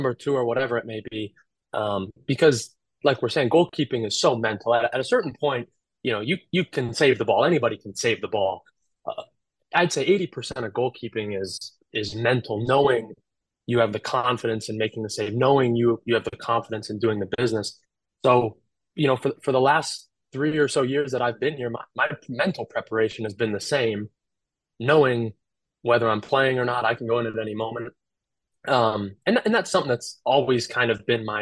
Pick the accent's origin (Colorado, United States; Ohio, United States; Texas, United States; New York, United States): Colorado, United States; moved away as an adult; now in Omaha, United States; He actually was my goalkeeper coach when I was growing up in Colorado